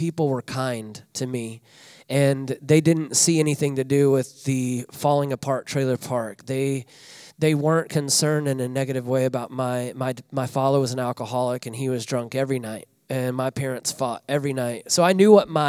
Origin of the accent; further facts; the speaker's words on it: Northwest Arkansas, United States; moved away as an adult; now in Des Moines, United States; I grew up in Northwest Arkansas